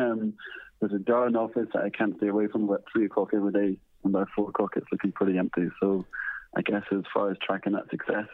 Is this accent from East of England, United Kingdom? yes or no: no; Scotland, United Kingdom; moved away as an adult; also born or lived in London; now in Australia; So you probably guess my accent that I'm not from Australia. I came to Australia from Scotland in 2010.